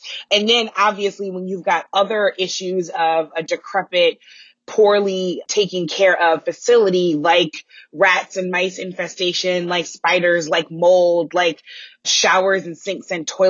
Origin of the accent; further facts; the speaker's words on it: St. Louis, Missouri, United States; moved away; my hometown of St. Louis